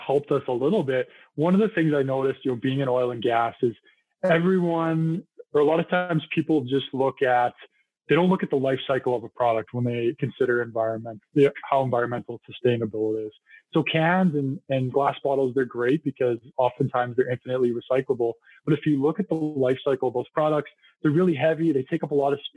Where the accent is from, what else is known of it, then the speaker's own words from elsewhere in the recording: Penticton, British Columbia, Canada; moved away; I actually went to high school in Penticton too